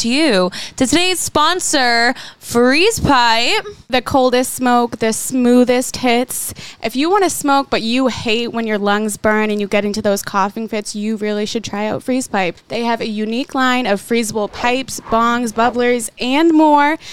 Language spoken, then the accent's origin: English; Boston, Massachusetts, United States; We're from Boston, Massachusetts